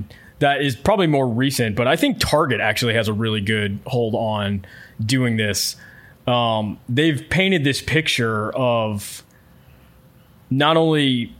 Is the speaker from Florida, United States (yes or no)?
yes; Florida, United States; I grew up in Florida on the Space Coast, so very familiar with all the space programs throughout the 80s and 90s, and even when they sort of cut it in the 2000s.